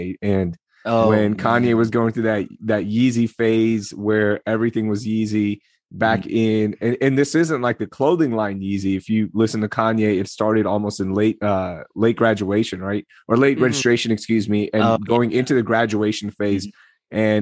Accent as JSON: {"language": "English", "town": "Houston", "region": "Texas", "country": "United States", "tie": "born or raised there", "also_born_or_lived": "Karachi, Pakistan", "said": "We come to Houston"}